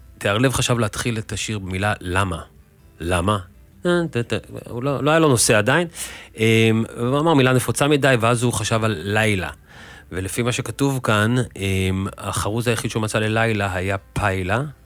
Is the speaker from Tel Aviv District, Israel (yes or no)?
yes; Tel Aviv, Tel Aviv District, Israel; במסגרת החיים שלי פה בבוהמה התל אביבית כילד